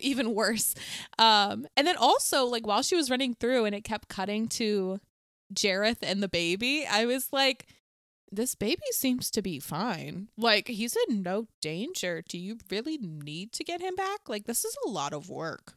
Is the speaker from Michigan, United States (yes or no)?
no; Bowie, Maryland, United States; I'm from Bowie